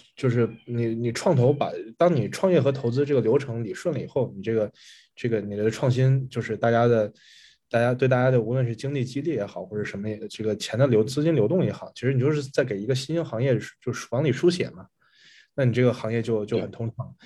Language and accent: Chinese; China; moved away; 作为中国人来讲，你也很难想象这种事情